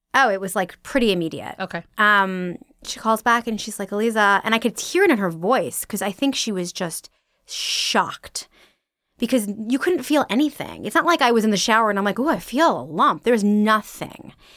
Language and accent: English; originally Long Island, New York, United States; I am from New York, originally Long Island